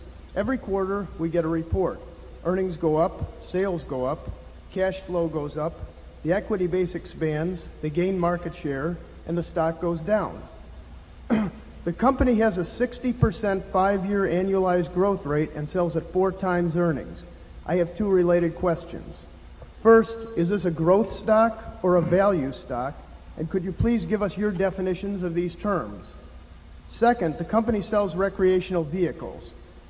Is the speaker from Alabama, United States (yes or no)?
no; Chicago, Illinois, United States; I'm from Chicago.